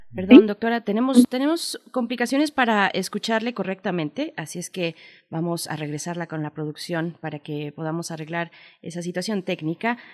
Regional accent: Mexico; venimos como sociedad mexicana

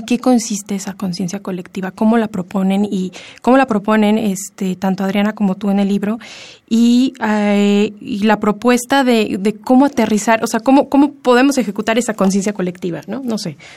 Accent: Mexico; Como mexicanos

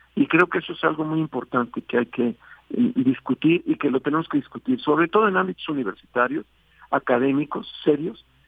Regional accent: Mexico; como ciudadano y como mexicano

